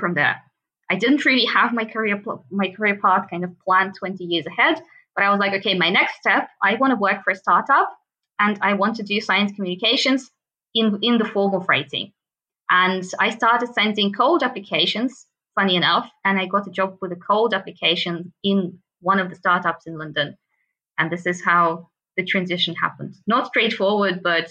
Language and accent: English; Russia; moved away as an adult; also born or lived in Moscow / Munich; I'm actually from Russia